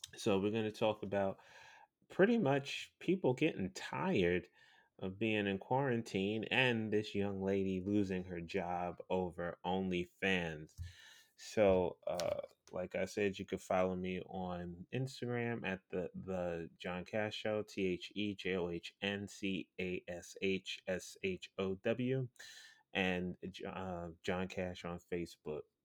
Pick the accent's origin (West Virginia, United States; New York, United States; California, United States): New York, United States; New York City; as a New Yorker, born and raised in Brooklyn, goddamn New York